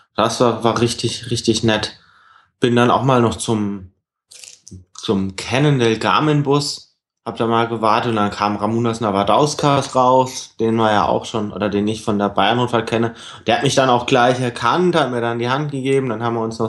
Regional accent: Germany; als Deutscher

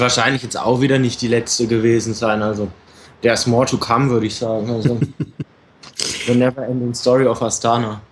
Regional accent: Germany; Als Deutscher

